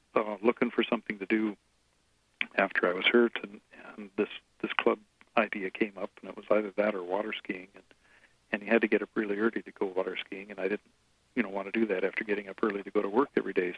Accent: Mercer Island, Washington, United States; I grew up on Mercer Island

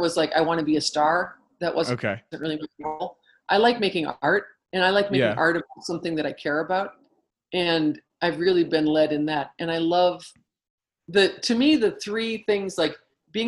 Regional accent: United States; as American women

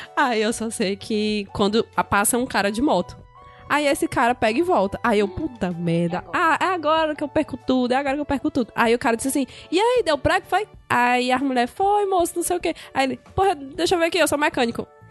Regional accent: Brazil; eu sou brasileira

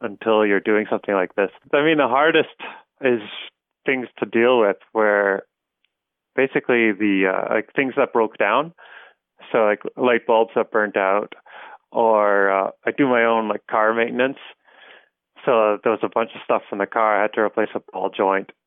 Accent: Stittsville, Ontario, Canada; I grew up in Stittsville, which is at the time, it's about 40 kilometers outside of downtown Ottawa

